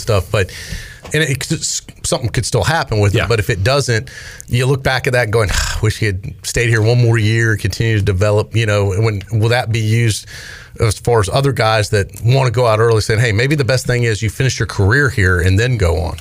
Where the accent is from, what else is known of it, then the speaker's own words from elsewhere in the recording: Raleigh, North Carolina, United States; also born or lived in Chicago; am born in Chicago, raised in Raleigh